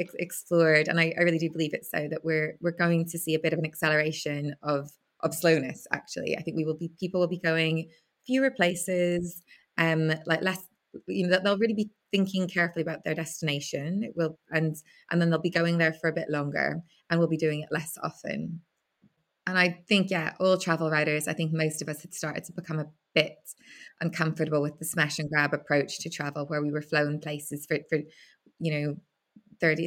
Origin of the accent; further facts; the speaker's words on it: Belfast, Northern Ireland, United Kingdom; growing up in Belfast